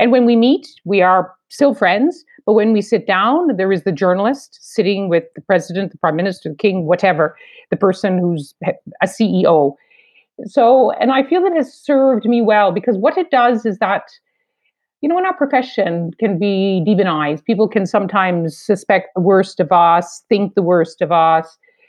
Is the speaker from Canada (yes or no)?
yes; East Coast, Canada; I come from the East Coast of Canada where there's a lot of Irish and Scottish.